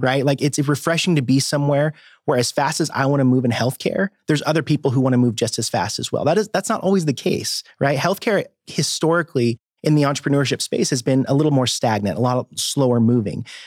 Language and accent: English; Cave Springs, Arkansas, United States; also born or lived in Boise, Idaho; now in Bentonville, United States; I grew up down in Cave Springs, Arkansas